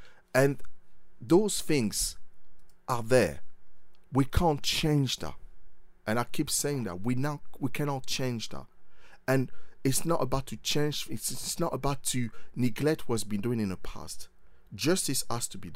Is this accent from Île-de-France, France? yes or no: yes; Paris, Île-de-France, France; moved away; I was born in Paris and grew up in France